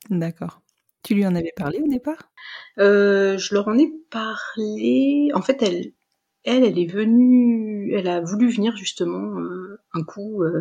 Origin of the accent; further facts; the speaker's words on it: Dijon, Bourgogne-Franche-Comté, France; Euh, je, moi, je venais de Dijon, euh, j'avais encore des amis là-bas.